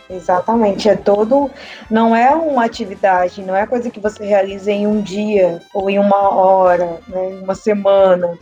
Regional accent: Rondônia, Brazil; moved away as an adult; now in Itacoatiara, Brazil; fui professora numa faculdade lá da minha região, que é Rondônia Amazônia

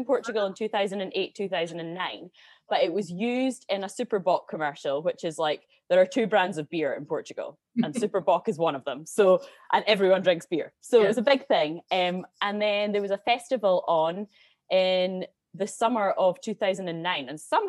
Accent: Edinburgh, Scotland, United Kingdom; Yeah, so I'm from Edinburgh originally.

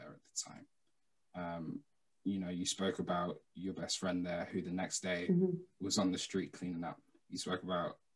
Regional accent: United Kingdom; I wasn't born in Nigeria. I wasn't raised there. I was born in the United Kingdom. I was raised in the United Kingdom

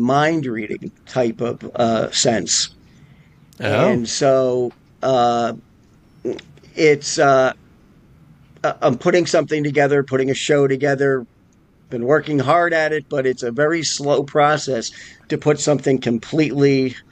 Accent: Albany, New York, United States; also born or lived in Las Vegas, Nevada; now in Pennsylvania, United States; I grew up in Albany, New York.

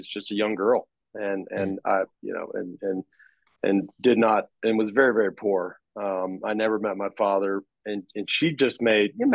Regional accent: Dallas, Texas, United States; now in Austin, United States; we grew up in Dallas

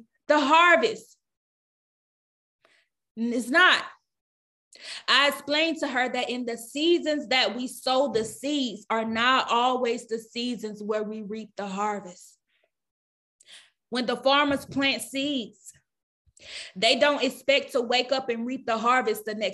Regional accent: the South, United States; I'm from the South

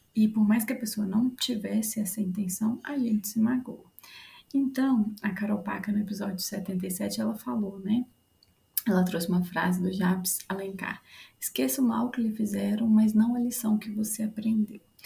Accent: Curvelo, Minas Gerais, Brazil; eu sou de Curvelo

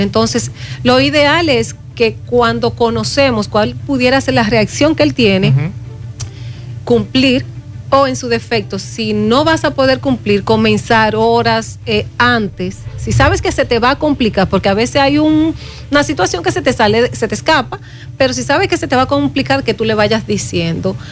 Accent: Dominican Republic; como dominicana

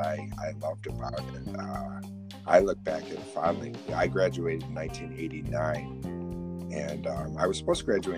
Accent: United States; I'm American

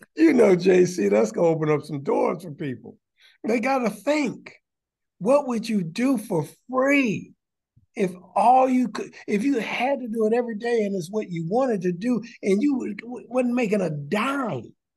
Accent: Detroit, Michigan, United States; I'm from Detroit and proud of it.

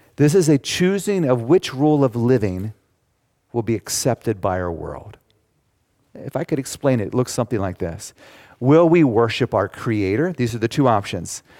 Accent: United States; I'm an American. I am very thankful to be a citizen of the United States.

